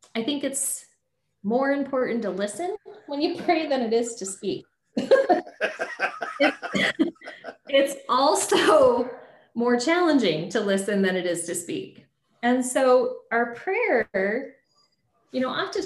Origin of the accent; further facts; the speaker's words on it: Southeast Idaho, United States; moved away as an adult; now in Boise, United States; I grew up in Southeast Idaho, you know, and now I live across the state